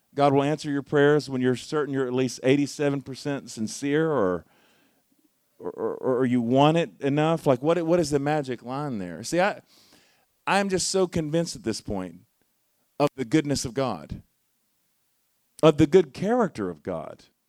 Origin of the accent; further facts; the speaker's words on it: Charlotte, North Carolina, United States; moved away; I'm from Charlotte originally